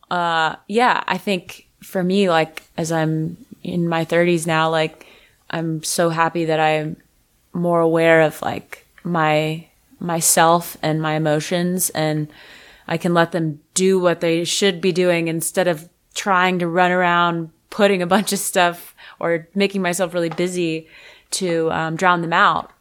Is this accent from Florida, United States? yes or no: yes; Fort Lauderdale, Florida, United States; moved away; also born or lived in Nashville; I'm from Fort Lauderdale